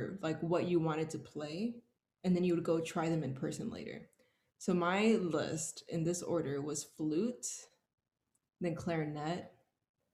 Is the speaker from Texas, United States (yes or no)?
yes; Houston, Texas, United States; So I am born and raised from Houston, Texas